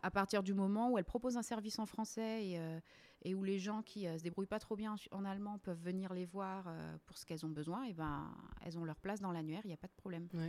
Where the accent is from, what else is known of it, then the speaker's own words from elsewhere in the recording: Réunion; moved away as an adult; also born or lived in mainland France; now in Zurich, Switzerland; je suis née euh, et j'ai grandi à La Réunion.